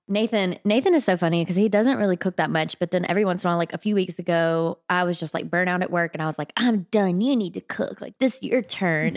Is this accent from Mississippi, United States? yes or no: yes; South Mississippi, United States; I grew up in South Mississippi